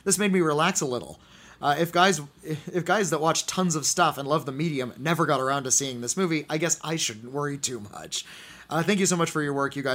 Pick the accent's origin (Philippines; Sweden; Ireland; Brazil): Brazil; Rio de Janeiro; English is a second language; I am from Rio de Janeiro in Brazil